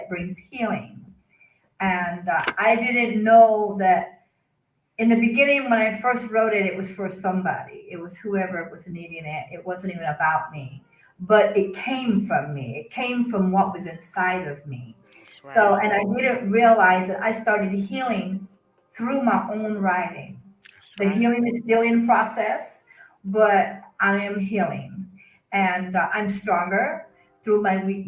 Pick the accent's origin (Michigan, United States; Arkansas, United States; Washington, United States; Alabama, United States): Arkansas, United States; moved away; also born or lived in Kansas; I was born and raised in Arkansas, but I lived in Kansas for about 17 years.